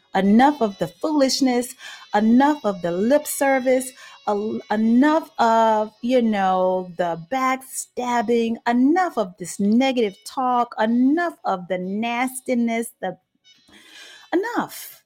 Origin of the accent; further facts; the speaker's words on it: Dallas, Texas, United States; I'm from Dallas, Texas